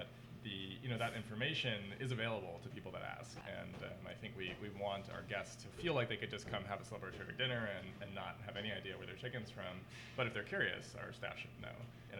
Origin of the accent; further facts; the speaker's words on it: East Coast, United States; And I think that that's definitely growing up on the East Coast.